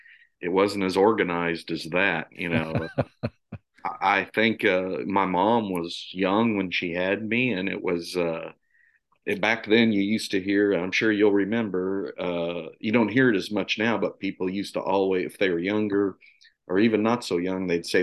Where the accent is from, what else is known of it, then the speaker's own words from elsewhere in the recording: Missouri, United States; Well, this is always a difficult question for me to answer. but I will say, I say Missouri, right? We moved around a lot when I was growing up.